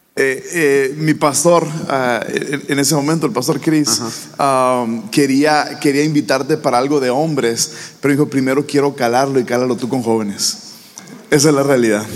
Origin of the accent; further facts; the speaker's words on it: Hermosillo, Sonora, Mexico; Hermosillo, Sonora. Tierra de los Hermosos, mi tierra eh, donde yo crecí